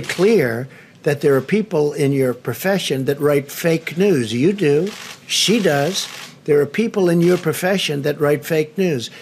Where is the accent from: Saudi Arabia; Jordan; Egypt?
Egypt; عندنا في مصر